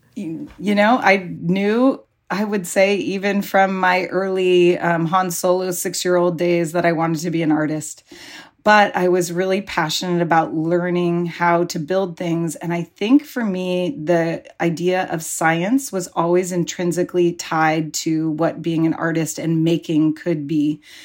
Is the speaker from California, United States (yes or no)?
yes; Pacifica, California, United States; when I was growing up in Pacifica